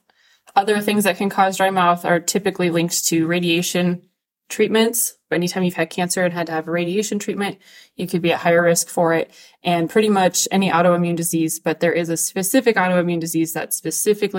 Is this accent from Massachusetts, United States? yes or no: no; Albuquerque, New Mexico, United States; I'm a native to Albuquerque.